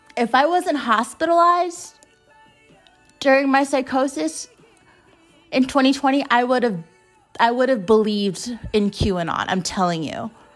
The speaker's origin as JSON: {"language": "English", "country": "United States", "said": "as an American citizen"}